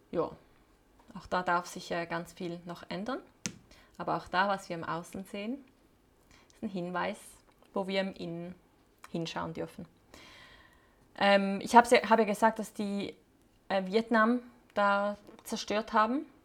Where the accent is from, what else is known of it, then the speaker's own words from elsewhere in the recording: Switzerland; moved away; Die Schweiz, mein Heimatland, da wo alle meine Muster und Prägungen verankert sind.